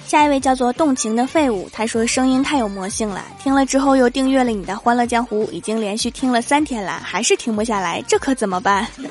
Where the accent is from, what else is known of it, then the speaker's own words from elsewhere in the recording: Northeast China, China; 作为一个东北人